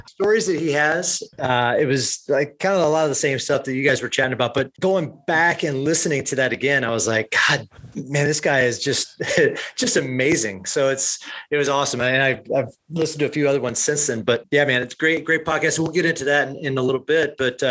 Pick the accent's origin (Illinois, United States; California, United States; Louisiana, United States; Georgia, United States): Illinois, United States; Peoria; I'm originally from Peoria, Illinois. So I'm a Midwest guy at heart.